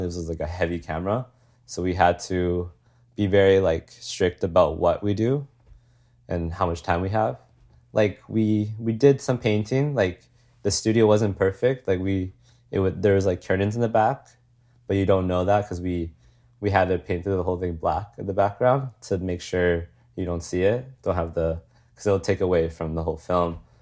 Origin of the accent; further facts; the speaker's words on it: Calgary, Alberta, Canada; moved away as an adult; I'm born and raised in Calgary